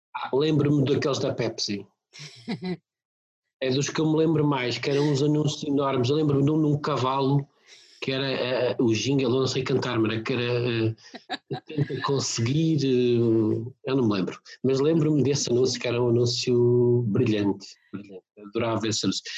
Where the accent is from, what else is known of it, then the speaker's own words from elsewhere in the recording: São Pedro do Sul, Viseu, Portugal; now in Lisbon, Portugal; Eu sou de uma aldeia de, do Conselho de São Pedro do Sul, portanto, Distrito de Viseu